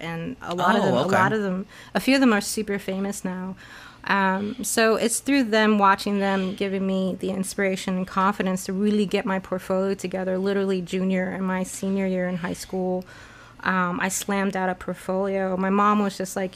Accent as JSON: {"language": "English", "town": "New York City", "region": "New York", "country": "United States", "tie": "born or raised there", "also_born_or_lived": "Taipei, Taiwan", "said": "When I was 10, my parents divorced and my mom really wanted me to come to New York and start studying in New York. So we came to New York City."}